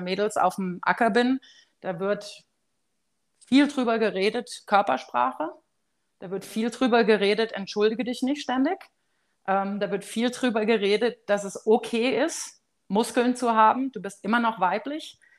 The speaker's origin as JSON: {"language": "German", "country": "Germany", "moved": "yes", "said": "für uns als Deutsche"}